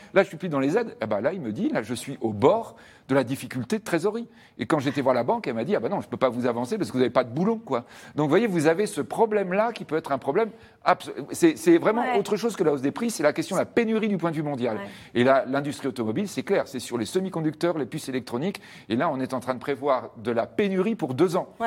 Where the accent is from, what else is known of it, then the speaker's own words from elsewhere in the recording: France; nous, on est français